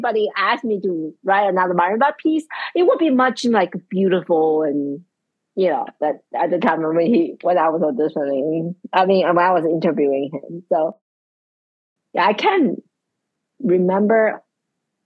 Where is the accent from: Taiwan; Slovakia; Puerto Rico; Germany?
Taiwan; now in Charlottesville, United States; I grew up in Asia